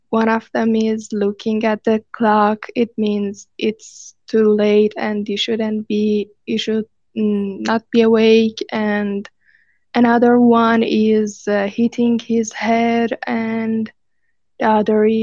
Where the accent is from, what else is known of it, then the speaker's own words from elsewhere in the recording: Iran; English is a second language; from Iran.